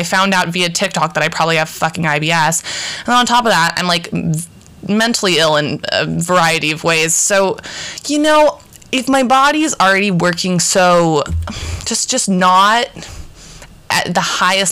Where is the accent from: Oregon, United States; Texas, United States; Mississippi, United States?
Oregon, United States; Portland; We're from Portland, Oregon